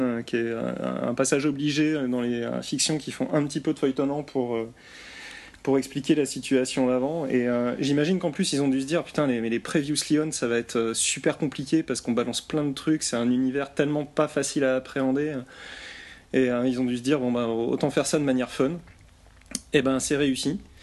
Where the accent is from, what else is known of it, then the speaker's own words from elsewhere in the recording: France; je suis français